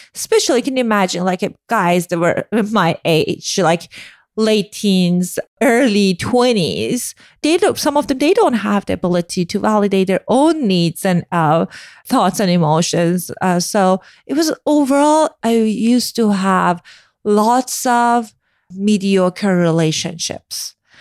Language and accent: English; Iran; moved away; I grew up in Iran